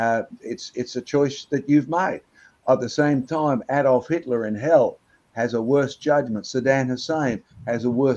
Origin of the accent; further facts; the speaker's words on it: Australia; I was born in Australia